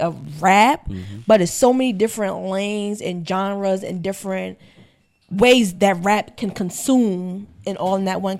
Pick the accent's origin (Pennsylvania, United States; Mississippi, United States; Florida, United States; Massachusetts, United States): Mississippi, United States; Ocean Springs; I'm from Mississippi.